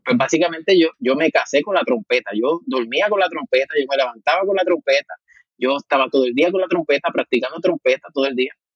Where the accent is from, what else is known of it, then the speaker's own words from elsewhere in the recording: Juncos, Puerto Rico; also born or lived in Caguas; Pues nací en el pueblo de Cagua y realmente, pues, pues prácticamente me he criado toda mi vida y he vivido toda mi vida en Juncos.